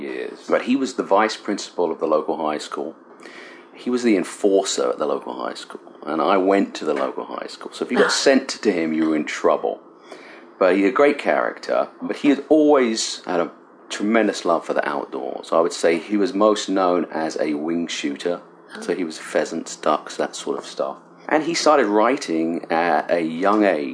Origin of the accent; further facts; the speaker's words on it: Cambridge, East of England, United Kingdom; moved away as an adult; now in Michigan, United States; I was born and raised in Cambridge, England, and I was born in a small village about 6 miles outside of Cambridge in East Anglia